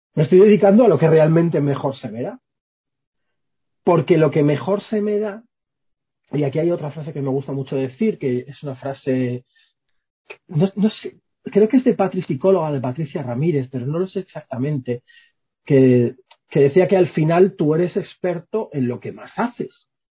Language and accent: Spanish; Villaverde, Community of Madrid, Spain; soy un tío de Villaverde